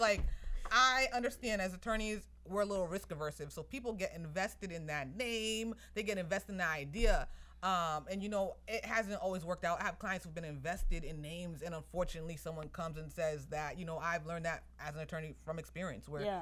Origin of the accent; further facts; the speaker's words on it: Somerville, Massachusetts, United States; I was born and raised in Somerville, Massachusetts.